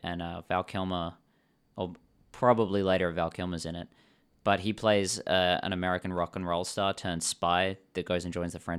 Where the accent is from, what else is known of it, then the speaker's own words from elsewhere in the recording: England, United Kingdom; born there; I was born in England, and I care about the Queen's English